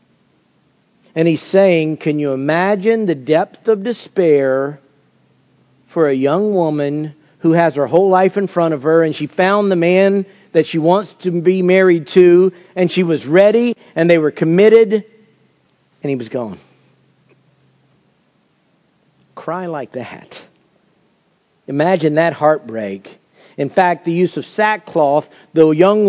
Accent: United States; as American Christians

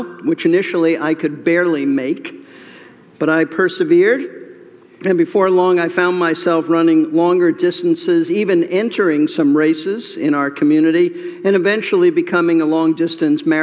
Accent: New York City, New York, United States; Growing up in New York City

